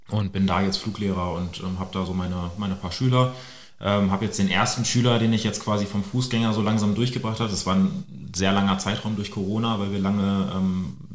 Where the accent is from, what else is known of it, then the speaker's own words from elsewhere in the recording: Celle, Lower Saxony, Germany; Ich bin in Celle aufgewachsen, also relativ ähm, nah an, an, Hannover. Und ähm, ja, da war ich 14